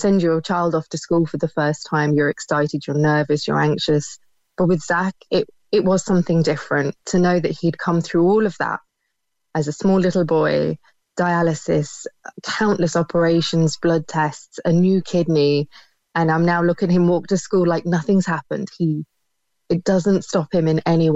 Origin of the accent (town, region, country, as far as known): United Kingdom; now in Ireland